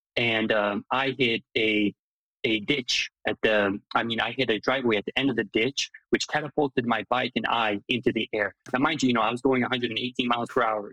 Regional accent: Hungary; English is a second language; also born or lived in Lima, Ohio / Durham, North Carolina / Lansing, Michigan; now in Chicago, United States; I grew up and I was born in Hungary

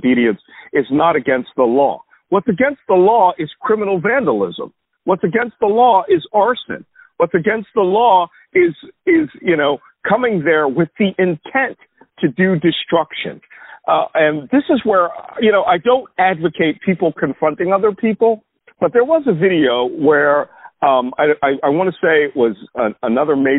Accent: Philadelphia, Pennsylvania, United States; I grew up in West Philly

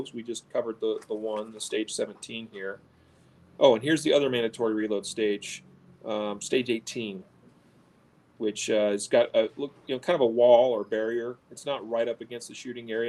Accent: United States; I'm an American

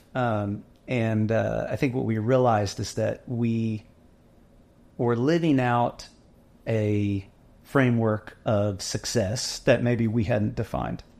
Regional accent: Dallas, Texas, United States; now in Waco, United States; we're from Dallas

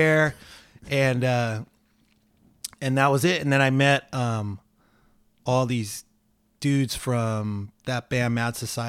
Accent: Los Angeles, California, United States; Like we we lived across the street from LACC. My parents met at LACC. I was born in Kaiser. I went to Barnsdall Art School, which is right off Vermont.

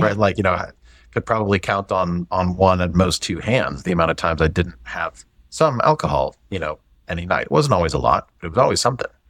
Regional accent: St. Louis, Missouri, United States; moved away as an adult; also born or lived in Atlanta / Dallas; I grew up in the Midwest, grew up in Saint Louis, you know, still a Cardinal fan.

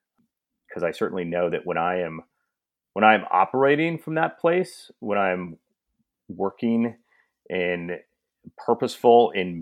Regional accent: Kansas, United States; moved away as an adult; also born or lived in Singapore; No, I'm born and raised from Kansas. My father actually went to my high school. I went to Rockhurst High School.

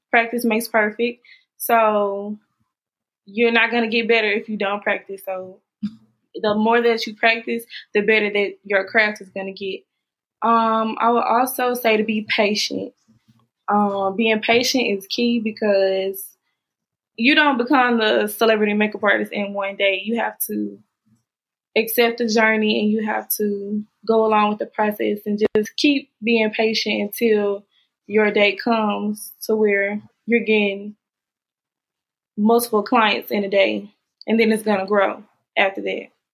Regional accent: Jackson, Mississippi, United States; I'm from Jackson, Mississippi.

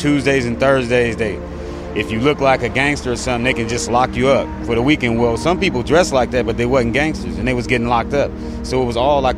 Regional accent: Los Angeles, California, United States; I've been here all my life. I was born in the Morningside Hospital right there.

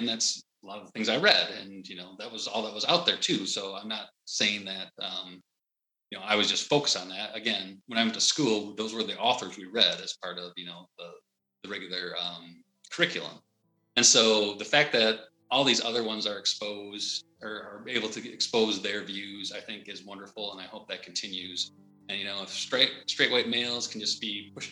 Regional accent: United States; I'm American

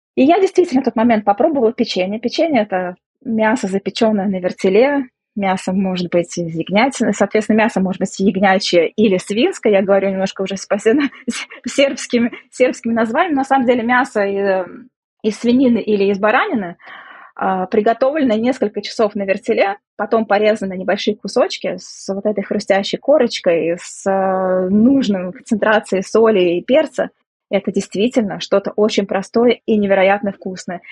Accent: Samara, Samara Oblast, Russia; moved away as an adult; now in Belgrade, Serbia; я из России, из города Самара. Вот уже 12 лет проживаю в Белграде, в Сербии

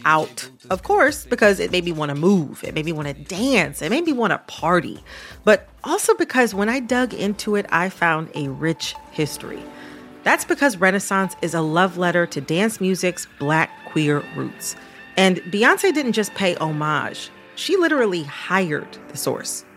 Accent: Detroit, Michigan, United States; I'm from the Detroit area

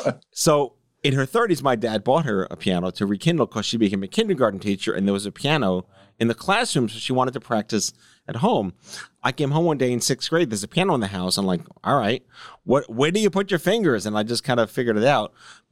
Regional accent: Brooklyn, New York, United States; I am from Brooklyn, so we all know guys.

